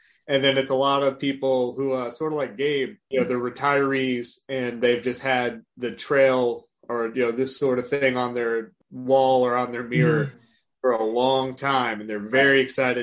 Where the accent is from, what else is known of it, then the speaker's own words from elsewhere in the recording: Marietta, Georgia, United States; moved away as an adult; also born or lived in Lexington, Virginia; now in South Carolina, United States; I was born and raised in Marietta, Georgia, near Atlanta, Georgia